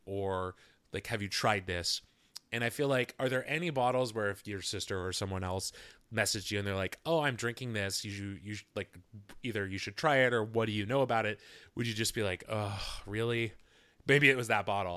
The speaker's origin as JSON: {"language": "English", "town": "Seattle", "region": "Washington", "country": "United States", "tie": "born or raised there", "also_born_or_lived": "New York City", "said": "here in my hometown of Seattle"}